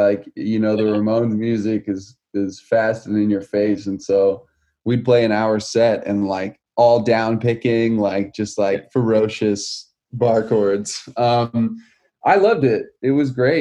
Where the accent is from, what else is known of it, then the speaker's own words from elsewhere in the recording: New York, United States; moved away as an adult; I was born and raised in New York and all my family's there